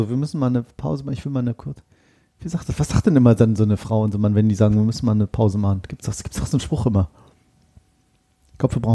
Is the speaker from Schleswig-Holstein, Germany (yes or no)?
no; Oldenburg, Lower Saxony, Germany; Das sagt man in meiner Heimat, ja. Tatsächlich, in meiner Heimatstadt Oldenburg sagt man ja immer Moin, Moin zu jeder Tages- und Nachtzeit.